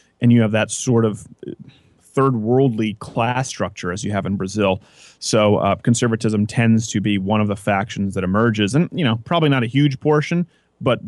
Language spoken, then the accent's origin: English; Canada; now in United States; I was going from Prairieville Elementary to Centennial Regional High School, middle school. It's 7th and 8th grade is middle school in Canada